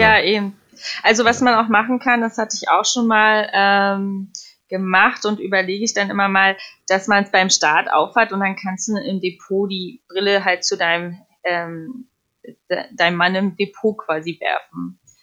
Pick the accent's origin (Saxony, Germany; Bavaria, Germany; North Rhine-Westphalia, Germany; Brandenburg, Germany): Brandenburg, Germany; Potsdam; moved away; also born or lived in United States; ich komme ursprünglich aus Potsdam